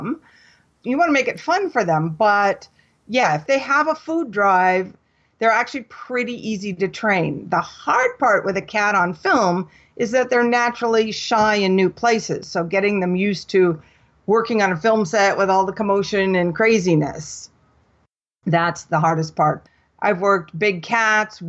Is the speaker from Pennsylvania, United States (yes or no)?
no; Washington, United States; I grew up in Washington State, right on the water.